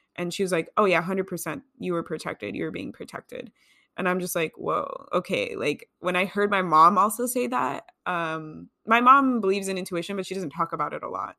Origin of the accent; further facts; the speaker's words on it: California, United States; I grew up in California